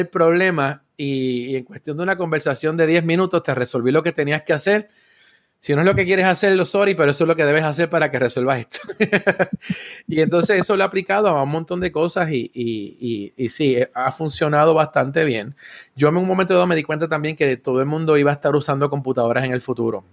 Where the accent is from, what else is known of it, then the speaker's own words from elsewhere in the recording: San Juan, Puerto Rico; also born or lived in Río Piedras / Carolina / Trujillo Alto; Y nací en, Río Piedras, o sea que yo soy del área metro y todo el tiempo me he criado en la zona de Cupey